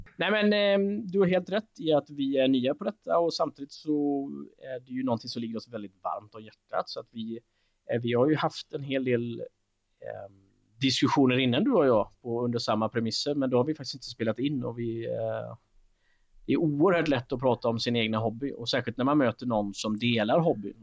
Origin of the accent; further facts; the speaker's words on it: Alingsås, Västra Götaland, Sweden; min hemstad Alingsås Och, eh, jag är en ganska stolt Alingsåsare